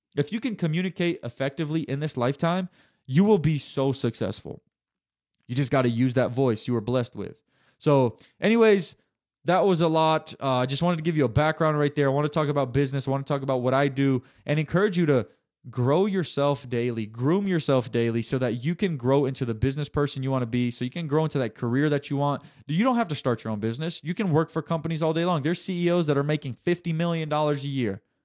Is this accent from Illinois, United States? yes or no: no; Chattanooga, Tennessee, United States; University of Tennessee Chattanooga, which is U T C here in my hometown